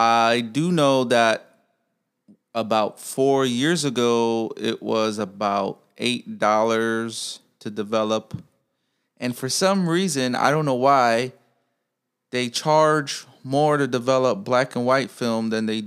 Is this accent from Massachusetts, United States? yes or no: no; Chicago, Illinois, United States; I'm from Chicago. I'm from Pilsen.